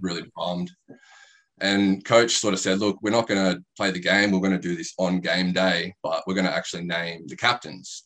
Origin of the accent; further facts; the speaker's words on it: Bawley Point, New South Wales, Australia; now in Canberra, Australia; I grew up in Bully Point, which is outside yep. of Ulladulla.